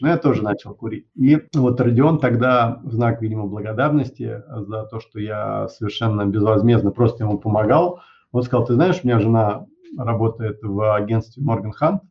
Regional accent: Moscow, Russia; also born or lived in United States; я родился в Москве

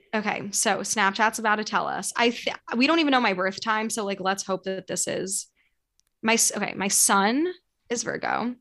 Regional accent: New York City, New York, United States; I grew up right near Central Park.

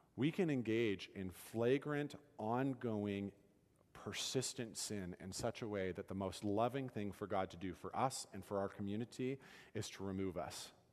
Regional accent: United States; as Americans

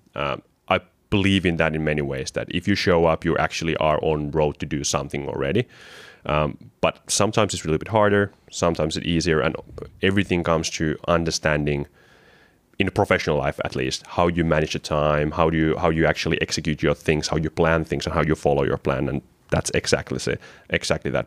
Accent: Kotka, Kymenlaakso, Finland; From my background, I'm from Kotka, which is eagle in English.

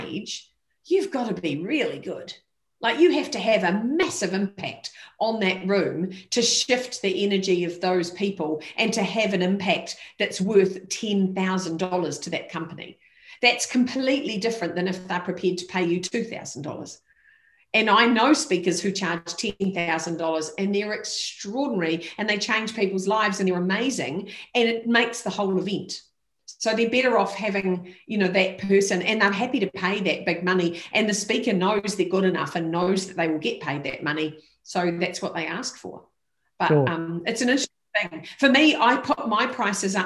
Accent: New Zealand; as a New Zealander

